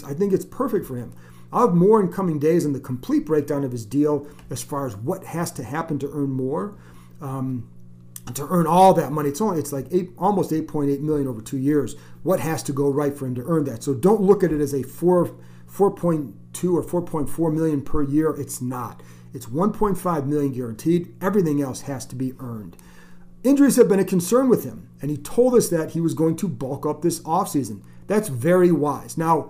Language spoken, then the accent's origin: English; Cleveland, Ohio, United States; now in Washington, United States; I grew up in Cleveland